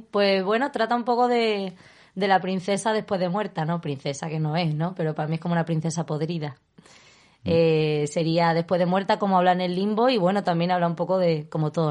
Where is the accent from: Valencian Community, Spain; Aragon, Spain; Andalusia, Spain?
Aragon, Spain; Zaragoza; born there; also born or lived in Madrid; yo nací en Zaragoza y soy mañica, aunque no lo diga mi acento